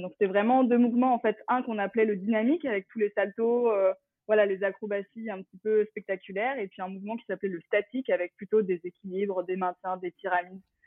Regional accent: Champigny-sur-Marne, Île-de-France, France; j'ai grandi euh, à Champigny-sur-Marne, exactement dans le 94, euh, dans le Val-de-Marne

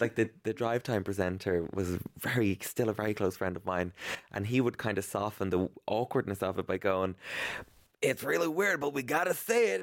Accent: Ireland; growing up in Ireland as, um, a young gay boy with a weird name

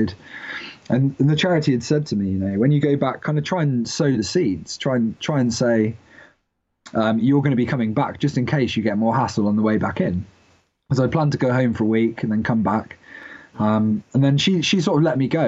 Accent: United Kingdom; I'm British

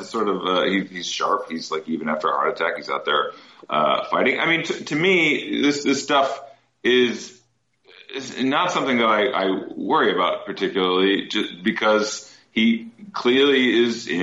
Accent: Midwest, United States; I'm from the Midwest

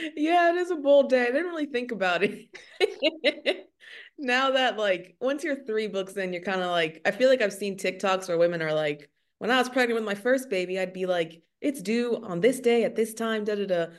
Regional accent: Maryland, United States; moved away as an adult; also born or lived in New York; now in Texas, United States; I grew up in Maryland, and then I moved to New York after college

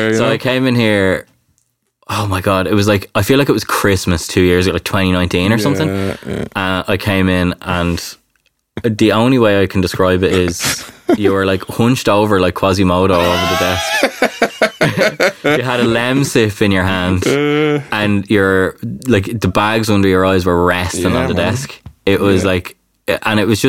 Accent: Ireland; as Irish people

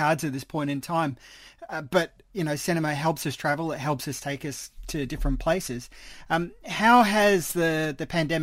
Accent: Australia; as an Australian

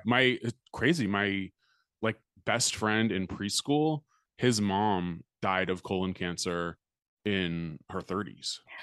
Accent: United States; being American

